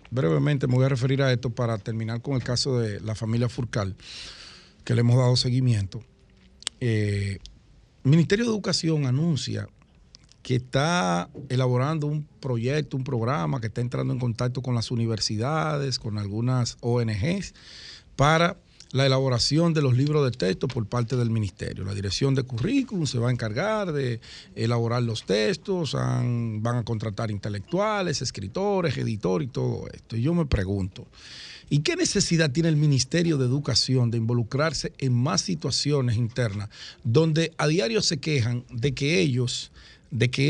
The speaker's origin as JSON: {"language": "Spanish", "country": "Dominican Republic", "said": "Ahora, lo que nosotros no podemos como sociedad dominicana es seguir permitiendo que la delincuencia nos siga robando la paz y la vida de la gente seria, la gente que trabaja."}